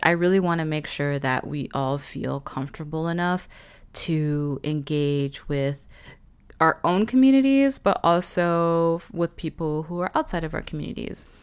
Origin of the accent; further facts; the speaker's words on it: Vancouver, British Columbia, Canada; Growing up in Vancouver